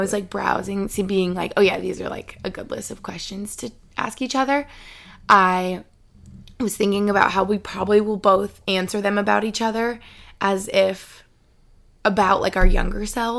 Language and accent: English; Albany, New York, United States; moved away; so I'm home in Albany, New York right now. I'm here for the week